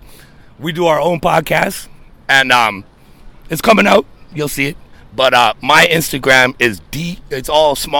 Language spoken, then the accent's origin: English; Toronto, Ontario, Canada; I'm born in Toronto. I was actually born in my basement just north of Regent Park